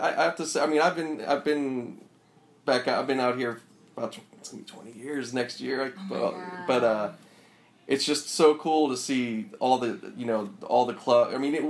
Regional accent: Pittsburgh, Pennsylvania, United States; now in Los Angeles, United States; And I came from Pittsburgh, which, you know, it's a decent size. It's not a big, you know, whatever, but we had some fucking good spots there.

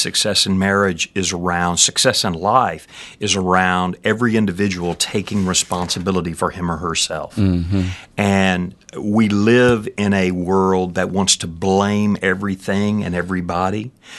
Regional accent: Danbury, Texas, United States; I am from this part of the world. I grew up in Brazoria County, actually, down a little place called Danbury, which is in between Angleton and Alvin, out in the middle of a rice field.

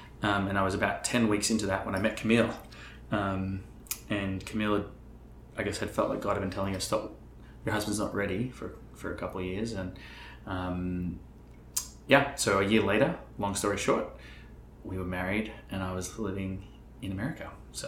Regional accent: Gold Coast, Queensland, Australia; also born or lived in Melbourne; I was born in Melbourne, Australia, and grew up in a lot of different cities, mostly the Gold Coast, Australia.

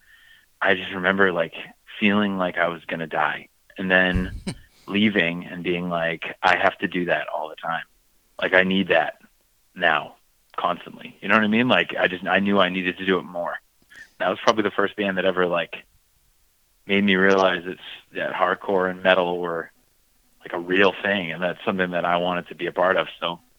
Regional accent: New Hampshire, United States; also born or lived in Boston, United States; I'm from Boston, Massachusetts, so I'm actually technically from New Hampshire, but whatever. So, around Boston, there's just a lot of bands.

